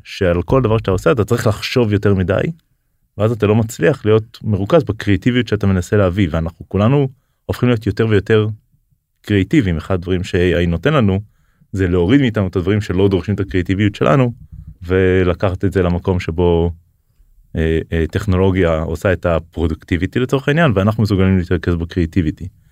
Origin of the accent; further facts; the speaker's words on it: Israel; בתור ישראלי